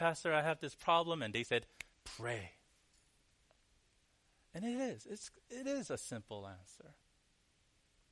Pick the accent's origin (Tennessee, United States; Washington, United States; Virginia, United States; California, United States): California, United States; Cerritos; now in New York, United States; David actually lived where I grew up for a little bit, and his wife, the small town called Cerritos. In the LA area